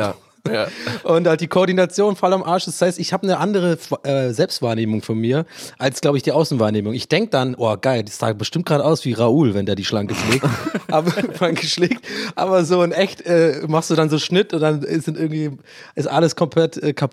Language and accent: German; Ireland; accent: Irish; Und mein echter Akzent ist ja wirklich tatsächlich irisch. Also ich bin ja in Irland geboren und aufgewachsen.